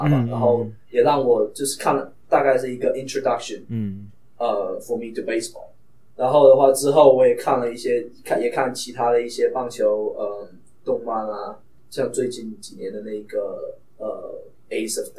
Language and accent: Chinese; southern China, China; accent: heavy southern accent; 我的普通话又不是很好，对于那个国内的要求来话来说的话，因为我是非常南方的孩子嘛，然后我们的口音就非常重，无可救药的重